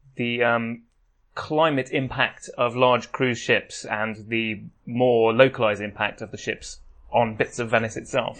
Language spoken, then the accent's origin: English; England, United Kingdom; we're English